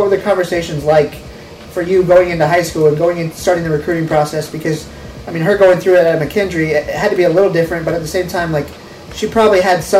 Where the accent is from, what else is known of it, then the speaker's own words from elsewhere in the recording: Lincoln, United States; Because growing up in Lincoln, you see what Lincoln basketball is, and it kind of, you see what Roy S. is on a Friday night and how special basketball is in this town.